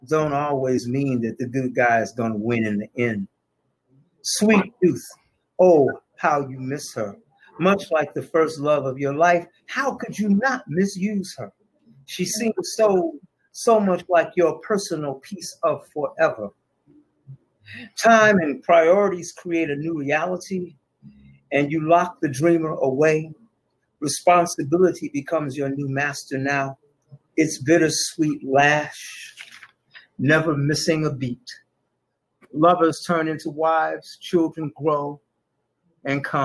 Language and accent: English; Detroit, Michigan, United States; I came out in 73. Mumford High School